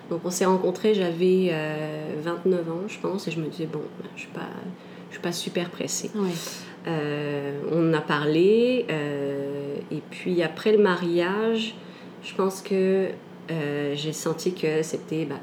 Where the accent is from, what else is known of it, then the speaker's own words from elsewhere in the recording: Canada; also born or lived in France; je suis née en France. Je suis arrivée au Canada quand j'étais très jeune. Et j'ai fait pas mal d'allers-retours entre les deux.